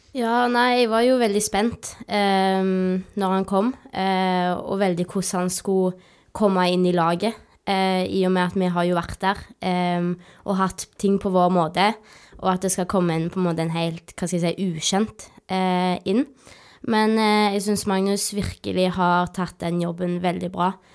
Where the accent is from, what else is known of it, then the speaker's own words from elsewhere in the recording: Rennesøy, Rogaland, Norway; jeg er da født og oppvokst på Roaldsøy